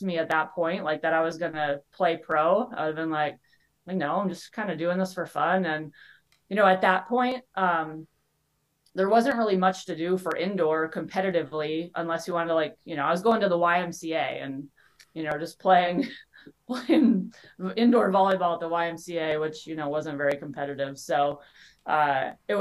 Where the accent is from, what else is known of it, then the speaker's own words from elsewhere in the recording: Venice, Florida, United States; moved away as an adult; also born or lived in Kentucky; now in Arizona, United States; I moved back for a job and also to be around my family. And I was able to get an assistant coaching job at my alma mater at Venice High